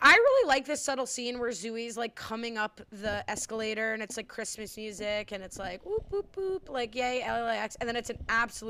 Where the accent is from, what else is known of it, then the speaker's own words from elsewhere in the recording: Midwest, United States; accent: Midwestern; Ailey, that's my Midwestern accent.